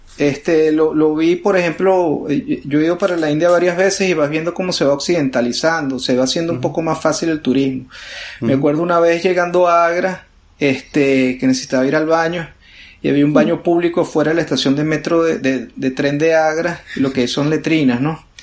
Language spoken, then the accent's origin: Spanish; Venezuela; now in United States; Uno como venezolano